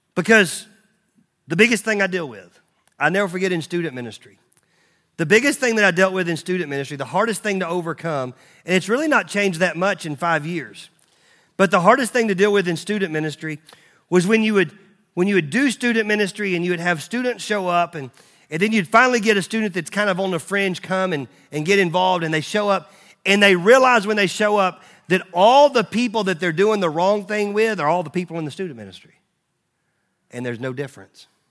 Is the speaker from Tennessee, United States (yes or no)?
yes; Nashville, Tennessee, United States; I was born in Baptist Hospital in Nashville, Tennessee. Like, I'm Southern Fried Southern Baptist